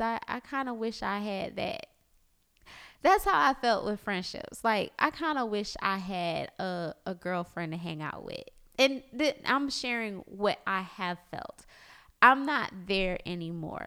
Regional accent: South Florida, United States; born or raised there; moved away as an adult; now in Orlando, United States

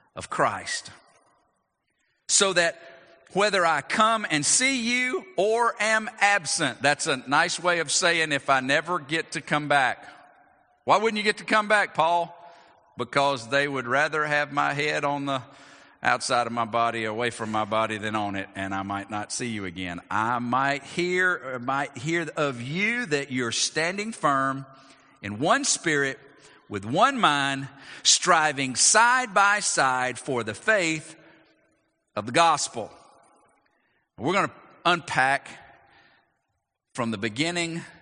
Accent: United States; we do as American citizens

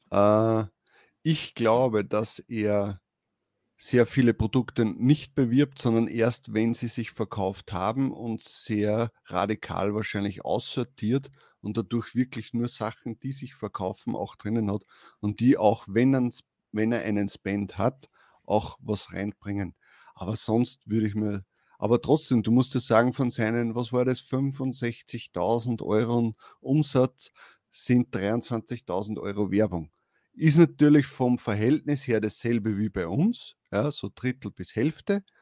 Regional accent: Upper Austria, Austria; Zumindest bei uns in Oberösterreich, vielleicht in Wien nicht so.

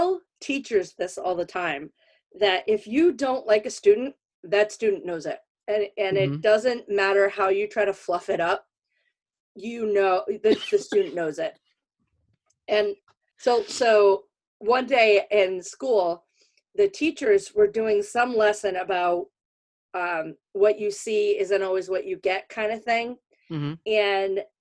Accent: Connecticut, United States; I'm from Connecticut, like North

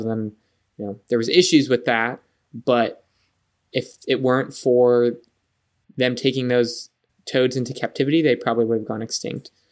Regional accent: San Diego, California, United States; moved away as an adult; I grew up in San Diego

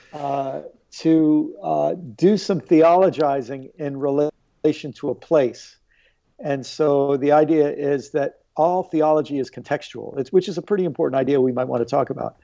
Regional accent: Maryland, United States; also born or lived in New York / Illinois; spent most of my life in Maryland

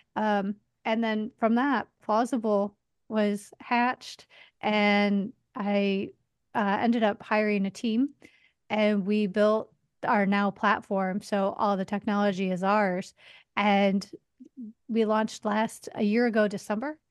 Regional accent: outside of Chicago, Illinois, United States; moved away as an adult; also born or lived in Las Vegas; now in New York City, United States; I grew up outside of Chicago

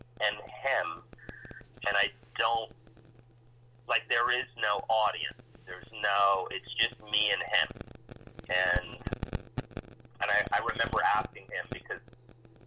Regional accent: New York City, New York, United States; my growing up in Alphabet City

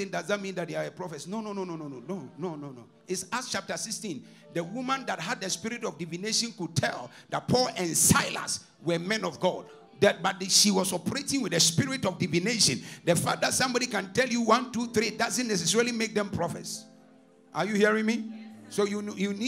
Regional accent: Ghana; now in London, United Kingdom; I'm from West Africa, Ghana. I came from West Africa

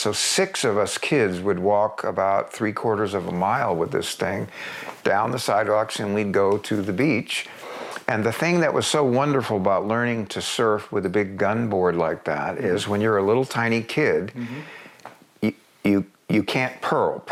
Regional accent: Coronado, California, United States; also born or lived in Bryan, Texas; growing up in a Southern California surfer town

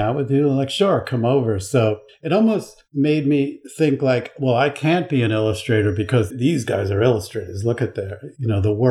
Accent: Long Island, New York, United States; also born or lived in Buffalo; now in New York City, United States; I grew up on Long Island, which is kind of similar

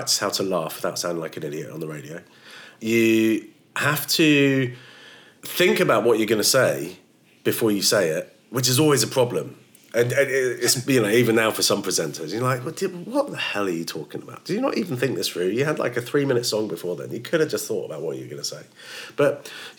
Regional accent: Woking, South East England, United Kingdom; moved away as an adult; also born or lived in Kent / The Hague, Netherlands / Bradford; So I was born in Kent, but then when I was about one, I moved to Holland, to The Hague, and then moved back to the UK when I was five. Grew up in Woking, which is just outside of London.

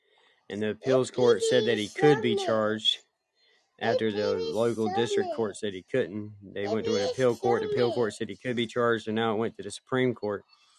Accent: the South, United States; I'm Southern

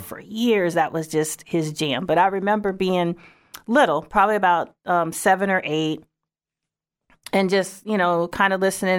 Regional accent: Saint Paul, Minnesota, United States; moved away; I'm originally from Saint Paul, Minnesota.

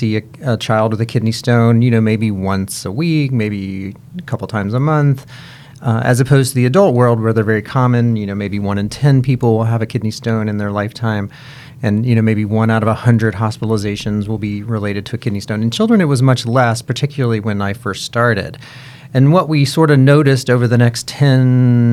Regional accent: Kentucky, United States; now in Cincinnati, United States; I am originally from Kentucky

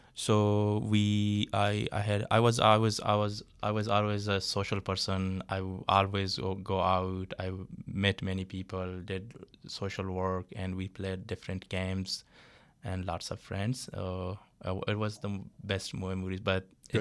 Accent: Balochistan, Pakistan; moved away as an adult; now in Toronto, Canada; I'm from Balochistan

